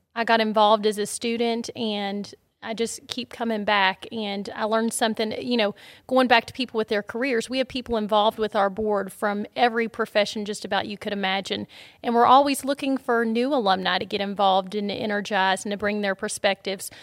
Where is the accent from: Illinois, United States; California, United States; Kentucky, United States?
Kentucky, United States; Shelbyville; I grew up in Shelbyville, Kentucky, so not too far down the road